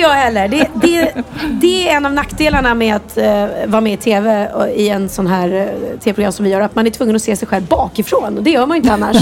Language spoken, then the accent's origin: Swedish; Värmdö, Stockholm County, Sweden; moved away as an adult; also born or lived in Östermalm, Stockholm; now in Lidingö, Sweden; jag är uppvuxen ute på Värmdö